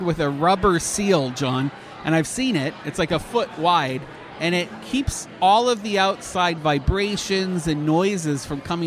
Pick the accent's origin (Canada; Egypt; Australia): Canada; moved away; as a Canadian